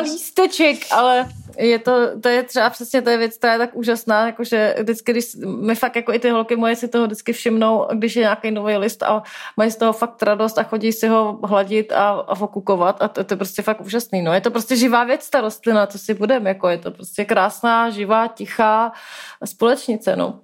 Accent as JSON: {"language": "Czech", "region": "Prague", "country": "Czechia", "said": "jsem prostě Pražák"}